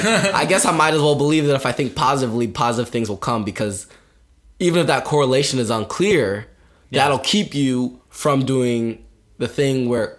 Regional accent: Ohio, United States; We're both from Ohio

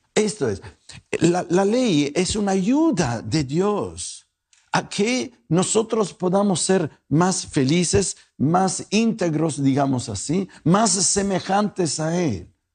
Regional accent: Italy; also born or lived in Guadalajara, Mexico; now in North Hollywood, United States; no me pregunten de dónde vengo, mi apellido me traiciona, Soy italiano, pero soy italiano tapatío.

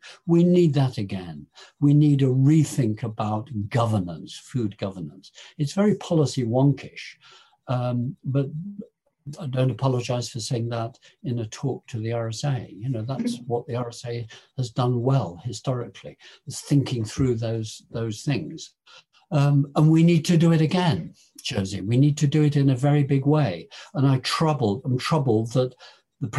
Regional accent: Lincolnshire, East Midlands, United Kingdom; I was born in Lincolnshire

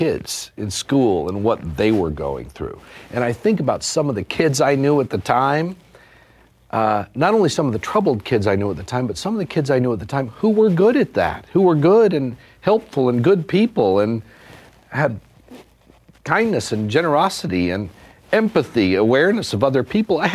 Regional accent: Durant, Oklahoma, United States; at the Choctaw Community Center in Durant

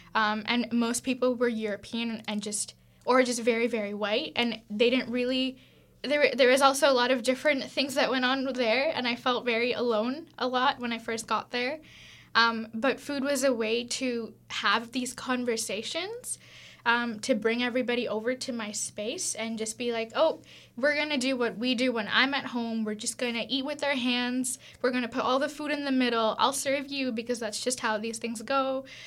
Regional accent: Tamil Nadu, India; moved away; also born or lived in Vienna; I'm from South India, I'm from Tamil

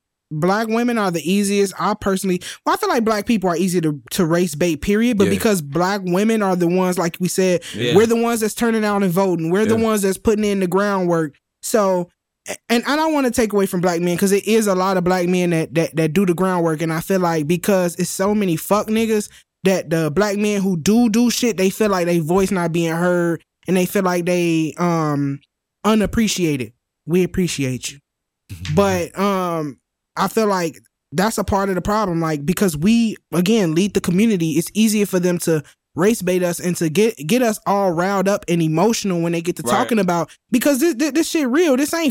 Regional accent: Gary, Indiana, United States; I'm from Gary. I'm in Indiana more.

